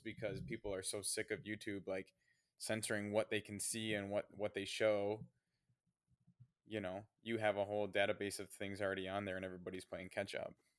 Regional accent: United States

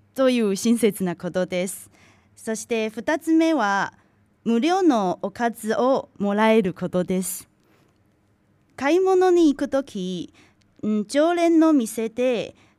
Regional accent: Tainan, Taiwan; Japanese is a second language; now in Japan; 私の出身地は台台湾の南の方にある台南です

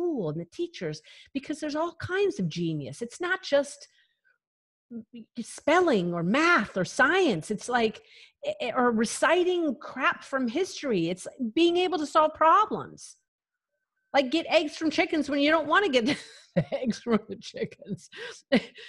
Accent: near Rye, Colorado, United States; moved away; I'm like from like 20 minutes from there. I'm like from literally the middle of nowhere on the Santa Isabel National Forest

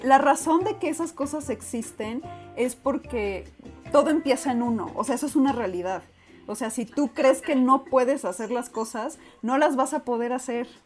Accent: Mexico; por qué nací en México

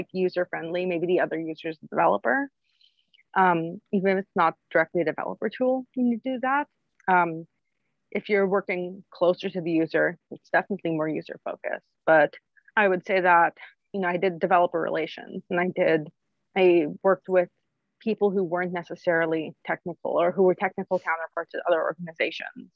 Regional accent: New York, United States; also born or lived in Bay Area; I grew up in New York. I missed it. And I moved back.

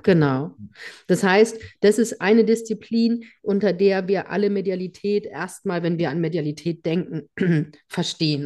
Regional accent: Germany; hier bei uns in Deutschland

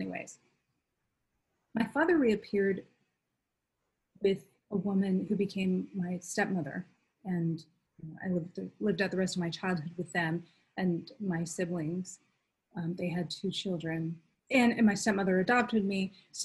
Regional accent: Duluth, Minnesota, United States; I grew up in Duluth, Minnesota, near Lake Superior.

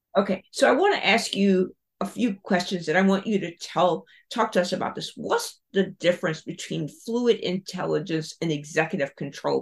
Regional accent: South Carolina, United States; growing up in South Carolina, Baltimore

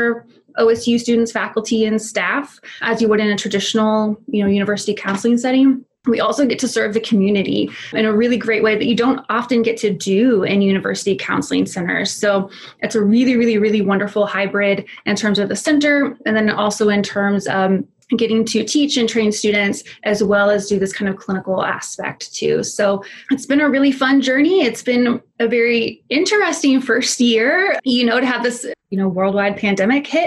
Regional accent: Tulsa, Oklahoma, United States; also born or lived in Texas; I am from Tulsa originally. I grew up here

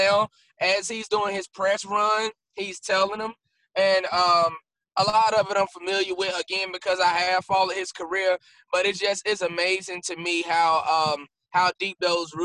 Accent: North Carolina, United States; I'm from North Carolina

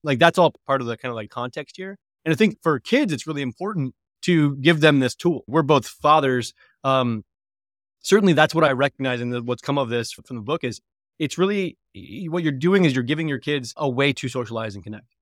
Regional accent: Colorado, United States; I'm from Colorado, the Denver Broncos are the foundation of my relationship with my father and my brothers.

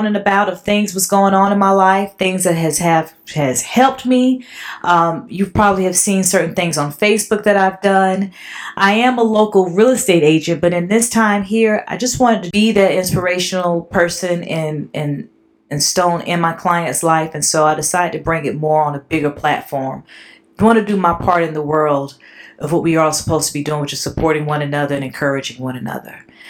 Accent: South Carolina, United States; born and raised in South Carolina

